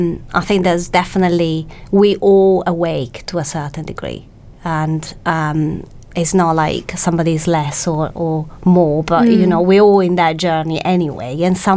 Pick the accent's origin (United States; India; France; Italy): Italy; English is a second language; now in United Kingdom; Well, my fellow Italians say I speak perfect English with actually a perfect English accent.